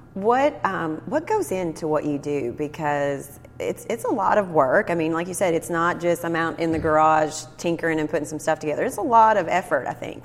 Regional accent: Cynthiana, Kentucky, United States; my hometown of Cynthiana

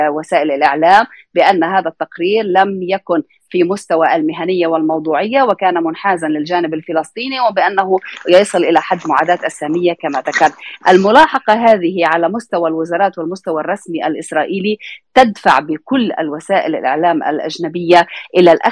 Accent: Palestine; ليس لانه يعني القضيه تتعلق بنا كفلسطينيين ولكن لان هناك تراجع في القضيه الفلسطينيه

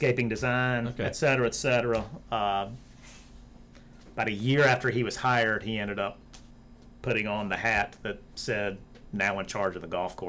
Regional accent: Greer, South Carolina, United States; Greer, officially. Yeah. Riverside High School

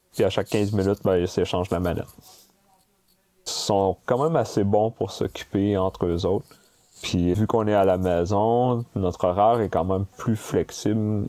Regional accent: Sherbrooke, Quebec, Canada; moved away as an adult; also born or lived in Montreal; je suis né à Sherbrooke en 79. Et j'ai grandi à Sherbrooke jusqu'à mes 19 ans, où est-ce que je suis monté à Montréal ensuite pour faire mes études universitaires.

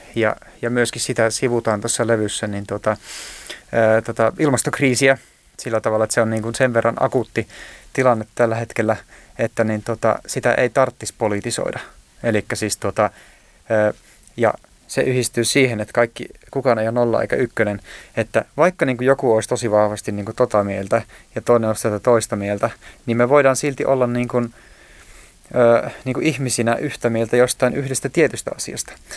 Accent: Joensuu, North Karelia, Finland; Mähän oon siis asunut lapsuuteni Pihkakuja-nimisellä nimisessä paikassa Joensuussa

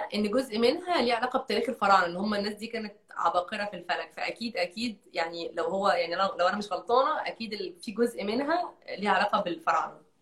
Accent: Egypt; moved away; عندي 14 سنه وانا عايشه في مصر

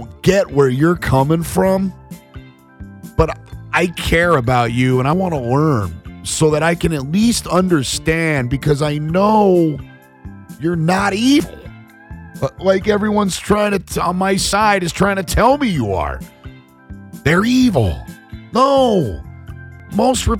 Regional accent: Nebraska, United States; now in California, United States; friends of mine that I grew up with in Nebraska

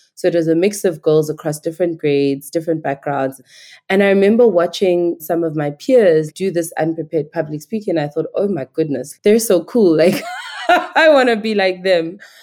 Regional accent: Queenstown, Eastern Cape, South Africa; accent: Nigerian; also born or lived in Nigeria; I grew up in Queenstown, now known as Ekomani in South Africa

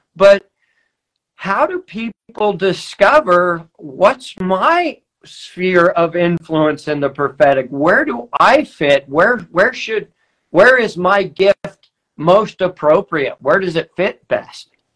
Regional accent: Weaverville, California, United States; I'm from Weaverville

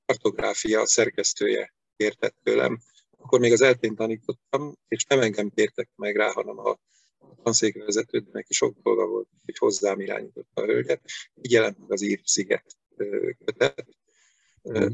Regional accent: Veszprém, Veszprém County, Hungary; also born or lived in Pécs; Veszprémi vagyok, Veszprémi születésű vagyok, a szüleim is gyerekkoruk óta itt laknak Veszprémben

